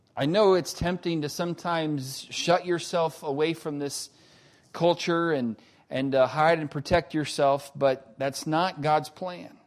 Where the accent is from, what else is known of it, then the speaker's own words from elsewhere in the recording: United States; we Americans